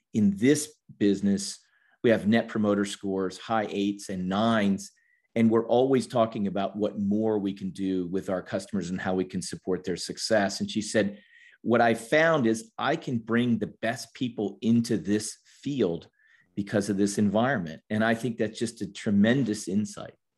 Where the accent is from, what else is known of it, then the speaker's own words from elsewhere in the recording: Washington, District of Columbia, United States; moved away as an adult; also born or lived in Georgia; I grew up in Washington, D.C., and in a family of, of four.